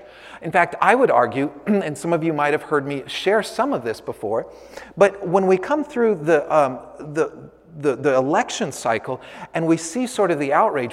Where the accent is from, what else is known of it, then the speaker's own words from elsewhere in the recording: San Francisco, California, United States; I was born and raised in San Francisco.